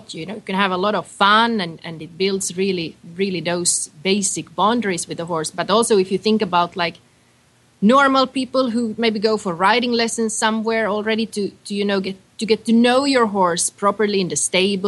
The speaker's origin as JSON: {"language": "English", "country": "Finland", "moved": "yes", "said": "I'm originally from Finland"}